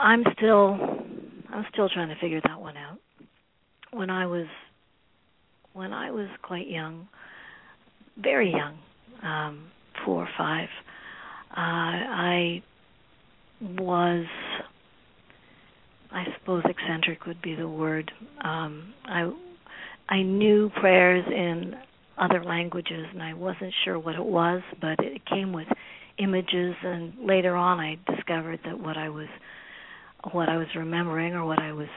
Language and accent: English; Manitoba, Canada; also born or lived in Trinidad; I was born in Trinidad and raised in Manitoba